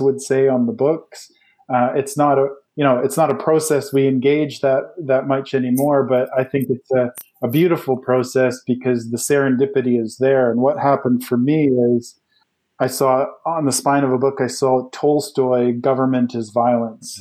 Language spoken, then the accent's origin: English; Canada; growing up in Canada